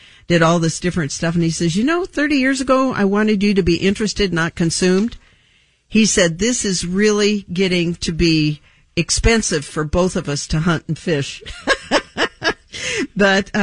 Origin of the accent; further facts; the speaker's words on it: Southern California, United States; born and raised in Southern California on the water.